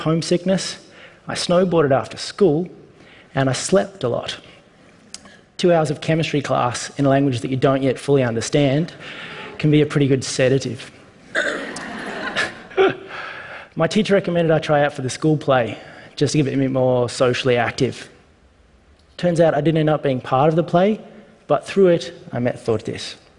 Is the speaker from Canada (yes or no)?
no; Australia; I'm an Australian